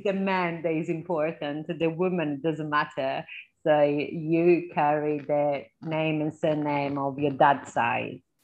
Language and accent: English; Southern Italy, Italy; English is a second language; moved away as an adult; also born or lived in Birmingham, England; now in England; I come from the South